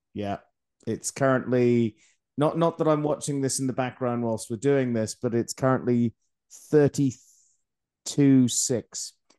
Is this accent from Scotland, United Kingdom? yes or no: yes; Scotland, United Kingdom; I'm Scottish